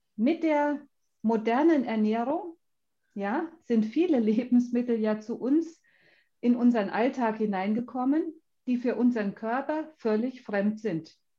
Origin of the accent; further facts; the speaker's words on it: Schmalkalden, Thuringia, Germany; also ich bin ja aus Schmalkalden